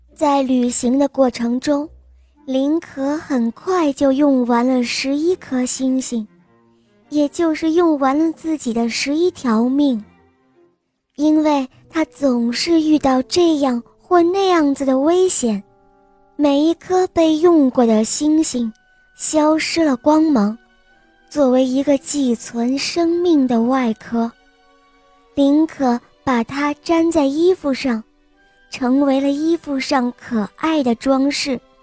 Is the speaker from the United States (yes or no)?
no; Chongqing, China; 今年六岁了，我来自重庆